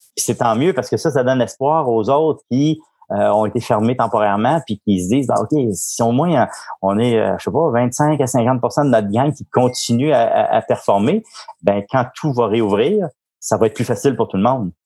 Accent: Montreal, Quebec, Canada; moved away as an adult; also born or lived in Lanaudière; now in Gaspésie, Canada; je suis né, euh, viré de Montigny à Montréal, donc je suis un vrai Montréalais, mais, euh, ça fait quand même vingt-trois ans que je vis en Gaspésie

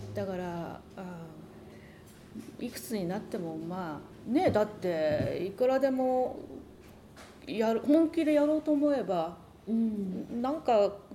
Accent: Japan; now in United States; 日本人なんで

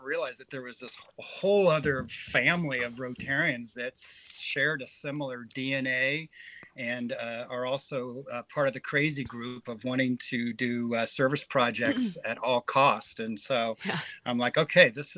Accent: San Francisco Bay Area, California, United States; born or raised there; also born or lived in Houston, Texas; now in Washington, United States

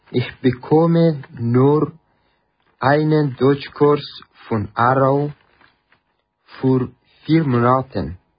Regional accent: Afghanistan; German is a second language; moved away as an adult; also born or lived in Iran; now in Switzerland; ich komme aus Afghanistan. Ich bin 25 Jahre alt und ledig.

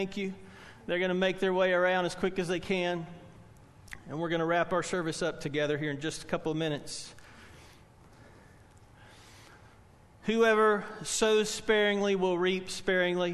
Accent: Spartanburg, South Carolina, United States; I grew up in Spartanburg, First Baptist Church

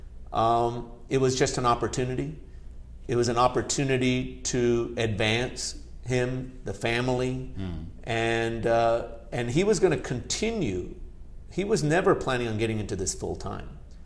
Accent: Chattanooga, Tennessee, United States; first language Gujarati; English is a second language; also born or lived in Bardoli, Gujarat, India / California; there was an opportunity to build, develop, manage a hotel in Chattanooga, Tennessee, my hometown area

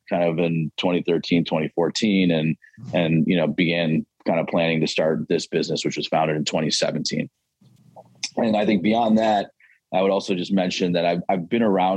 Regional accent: Buffalo, New York, United States; moved away as an adult; also born or lived in Columbus, Ohio / Ann Arbor, Michigan; I grew up in Western New York, outside of Buffalo

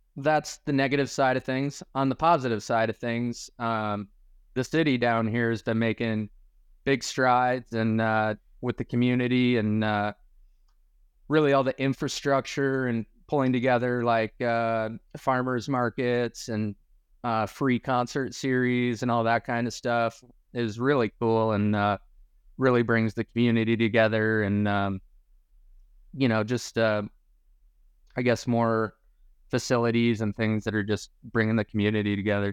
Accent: Michigan, United States; moved away; Growing up in Michigan

